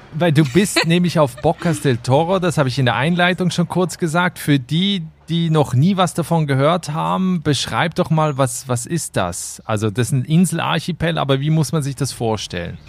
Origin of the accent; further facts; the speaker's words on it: Switzerland; in meine Heimat, die Schweiz